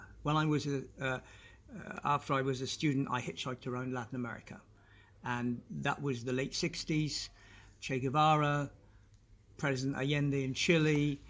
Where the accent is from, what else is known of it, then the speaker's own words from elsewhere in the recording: London, United Kingdom; also born or lived in Ballymena, Co. Antrim, Northern Ireland; And so after a couple of years, we went to London, and he became a journalist in London. And we spent, I grew up in London with this half Irish, half Czech family.